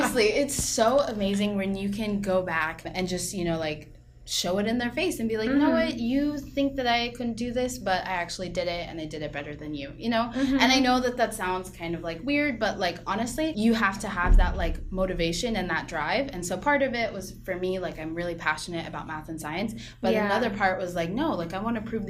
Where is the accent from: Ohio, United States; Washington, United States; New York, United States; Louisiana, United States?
Washington, United States; Lynnwood; also born or lived in Mountlake Terrace, Washington; I'm from Linwood, Washington, and Mountlake Terrace, Washington, that area. So it's about 20 minutes north of Seattle.